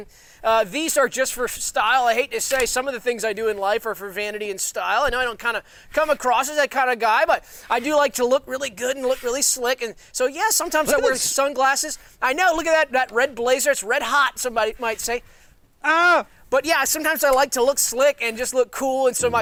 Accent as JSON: {"language": "English", "region": "the South", "country": "United States", "accent": "Southern", "said": "I'm going to let my real accent come out."}